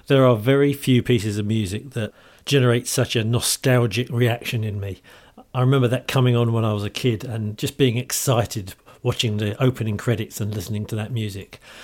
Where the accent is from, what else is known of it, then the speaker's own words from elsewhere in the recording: London, United Kingdom; accent: Cockney; speaking as a Cockney